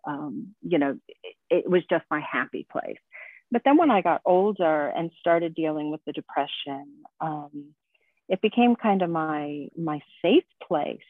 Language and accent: English; United States; moved away as an adult; now in Sweden; I am an American that moved to Sweden actually about 20 years ago